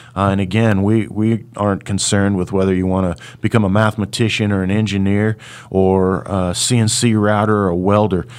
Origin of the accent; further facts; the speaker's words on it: Hutchinson, Kansas, United States; my hometown of Hutchinson